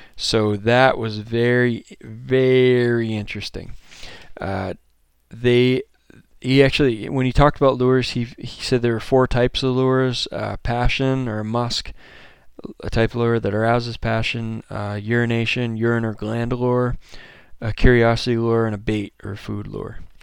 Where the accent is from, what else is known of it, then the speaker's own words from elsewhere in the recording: Maine, United States; moved away as an adult; now in Montana, United States; I'm from Maine